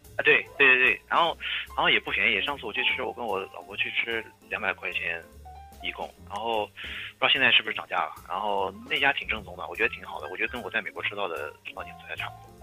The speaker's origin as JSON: {"language": "Chinese", "town": "Nanjing", "region": "Jiangsu", "country": "China", "moved": "as an adult", "lives_now": "New York City, United States", "said": "我是八七年的，然后我也是南京人，我太太也是南京人"}